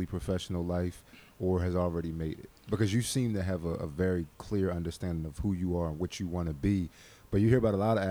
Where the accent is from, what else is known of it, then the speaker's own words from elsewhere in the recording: Philadelphia, Pennsylvania, United States; I'm from Philly, South Philly, to be specific